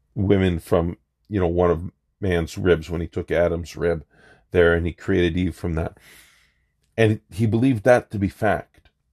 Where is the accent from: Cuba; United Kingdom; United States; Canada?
Canada; as a Canadian